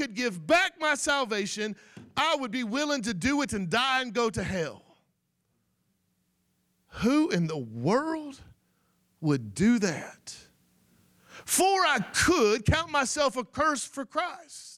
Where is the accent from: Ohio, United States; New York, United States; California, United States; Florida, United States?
Florida, United States; I'm not from Arkansas, and I'm not from Louisiana. I'm just an old cracker from Florida